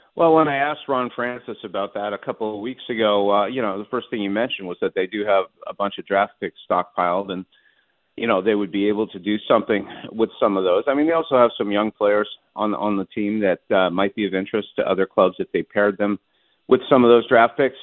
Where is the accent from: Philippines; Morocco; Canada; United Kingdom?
Canada; Montreal, Quebec; moved away; my hometown of Montreal